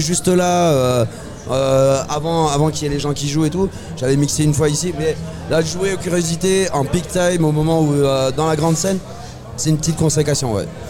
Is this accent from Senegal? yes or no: no; Toulouse, Occitania, France; moved away as an adult; je viens de Toulouse, j'habite plus à Toulouse depuis à peu près cinq six ans